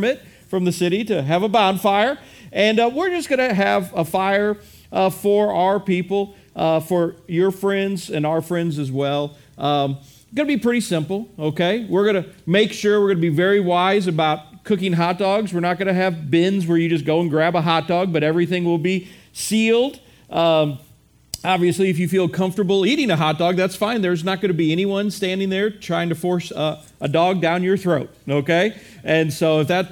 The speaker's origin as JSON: {"language": "English", "region": "Midwest", "country": "United States", "said": "I am a Midwesterner"}